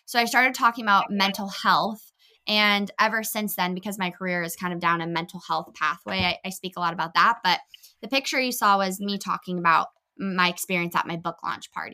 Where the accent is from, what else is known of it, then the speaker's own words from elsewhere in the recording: California, United States; also born or lived in Los Angeles / United Kingdom; I grew up in California, so I've been performing my whole life in entertainment